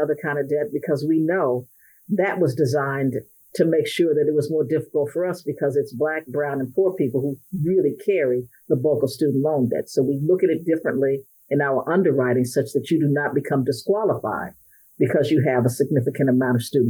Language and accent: English; Cleveland, Ohio, United States; I grew up in Cleveland